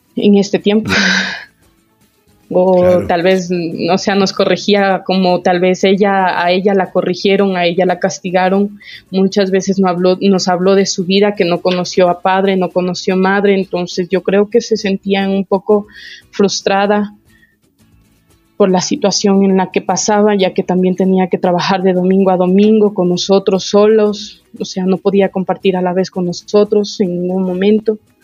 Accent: Quito, Pichincha, Ecuador; also born or lived in Ambato, Tungurahua; No, eh, nací allá, pero desde que tengo uso de razón vivo acá en Quito. Y he vivido toda mi vida

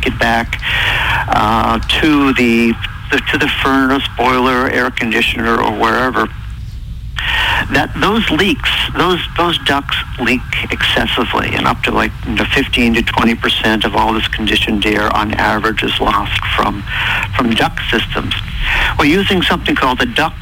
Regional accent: New England, United States; I'm really from New England

